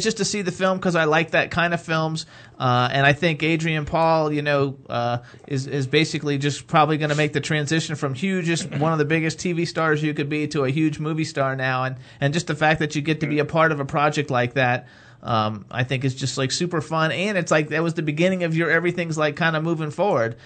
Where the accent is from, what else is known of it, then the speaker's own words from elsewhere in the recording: Florida, United States; now in Pennsylvania, United States; I'm from Florida